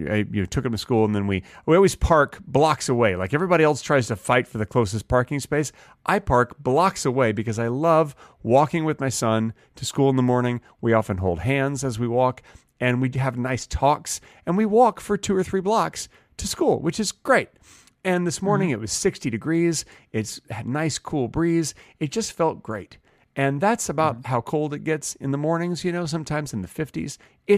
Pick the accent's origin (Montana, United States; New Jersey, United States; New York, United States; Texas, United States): Texas, United States; Dallas; now in Los Angeles, United States; I moved from Dallas, Texas to Los Angeles, California. And Dallas is a big city, very mm-hmm. business-oriented city.